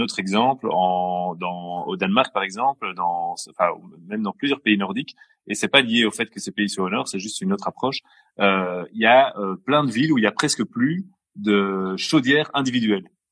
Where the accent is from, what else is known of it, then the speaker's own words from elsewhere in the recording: Brussels, Brussels-Capital Region, Belgium; bruxellois depuis toujours, toujours.